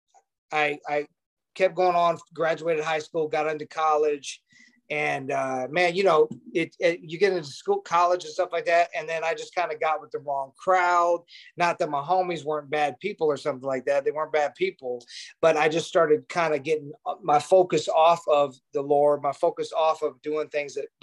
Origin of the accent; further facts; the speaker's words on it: Jacksonville, Illinois, United States; I was going to this Baptist church in my hometown of Jacksonville, Illinois, a little small town in Illinois, outside of Springfield